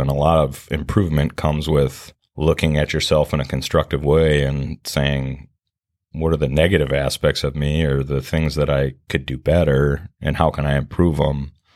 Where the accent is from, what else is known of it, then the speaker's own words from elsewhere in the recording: Minneapolis, Minnesota, United States; I grew up in, uh, Minneapolis, yeah, in South Minneapolis